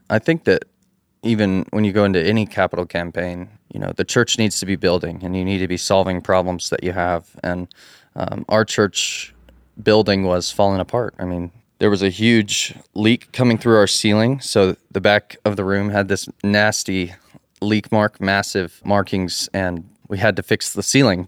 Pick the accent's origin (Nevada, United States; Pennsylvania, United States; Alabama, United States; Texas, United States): Texas, United States; Abilene; moved away as an adult; now in Athens, Texas, United States; I'm actually from Abilene, which is West Texas